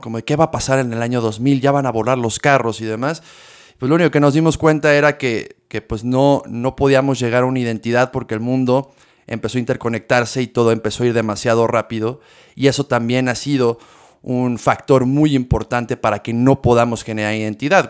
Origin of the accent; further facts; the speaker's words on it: Mexico; nosotros como mexicanos